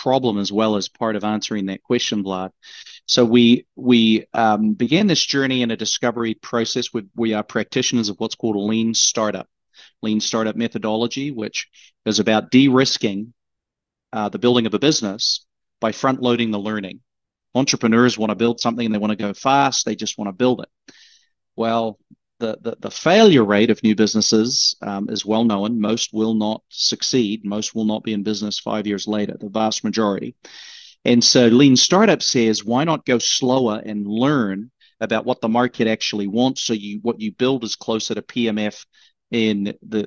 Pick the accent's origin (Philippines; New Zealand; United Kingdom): New Zealand; moved away as an adult; now in United States; born and raised in New Zealand and came to the States when I was 22